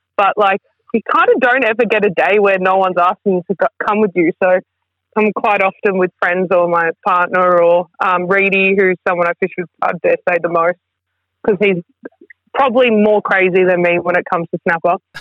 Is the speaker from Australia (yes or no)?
yes; Melbourne, Victoria, Australia; also born or lived in Mansfield / Seymour / Geelong; I grew up in Melbourne, in the city, like in Hawthorn